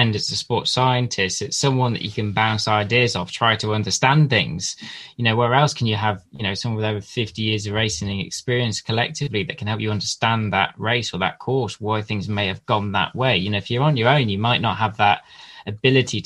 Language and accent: English; Lichfield, West Midlands, United Kingdom; I grew up in the Midlands with Lichfield City Cycling Club